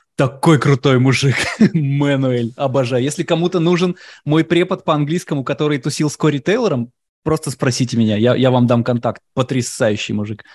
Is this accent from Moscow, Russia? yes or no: yes; Moscow, Russia; now in United States; Я говорю, так и так, Москва.